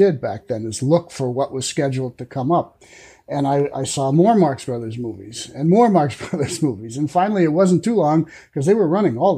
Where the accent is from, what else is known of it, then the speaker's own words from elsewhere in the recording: La Mirada, California, United States; moved away as an adult; also born or lived in Brea, California; now in Grants Pass, United States; I grew up in Southern California, first La Mirada, California, and then when I was in high school, we moved to Brea, California